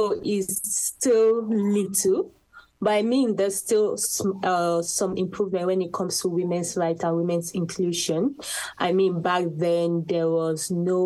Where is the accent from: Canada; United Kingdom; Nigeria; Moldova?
Nigeria; I am from Nigeria, Africa